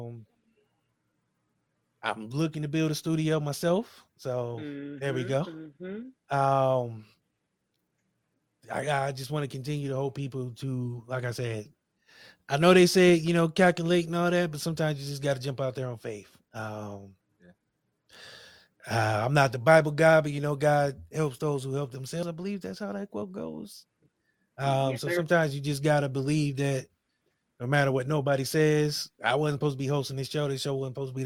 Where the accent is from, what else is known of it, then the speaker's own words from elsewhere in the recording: Akron, Ohio, United States; I'm a nigga from Akron